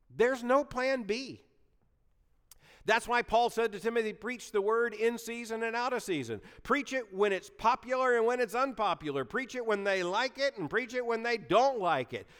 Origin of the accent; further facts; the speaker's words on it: Lakeland, Florida, United States; moved away; The church I grew up in in Lakeland, Florida